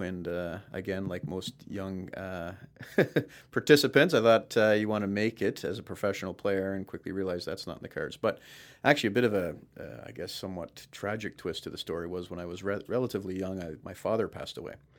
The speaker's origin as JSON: {"language": "English", "town": "Brampton", "region": "Ontario", "country": "Canada", "tie": "born or raised there", "also_born_or_lived": "Florida", "lives_now": "Toronto, Canada", "said": "my hometown"}